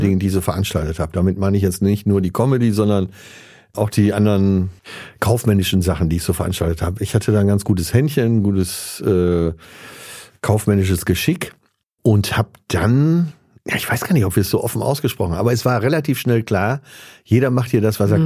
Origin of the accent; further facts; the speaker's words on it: Münster, North Rhine-Westphalia, Germany; also born or lived in Essen; 27. September in Essen geboren, dann aber relativ schnell weggezogen äh, ins Münsterland nach Münster da aufgewachsen